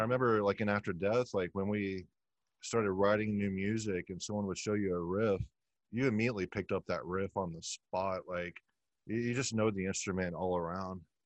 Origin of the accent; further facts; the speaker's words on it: Texas, United States; now in Tampa, United States; I'm from Texas